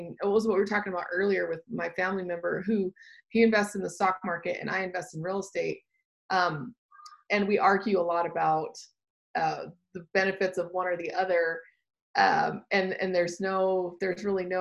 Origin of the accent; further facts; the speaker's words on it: the South, United States; moved away as an adult; also born or lived in Austin, Texas; now in Utah, United States; I'm from the South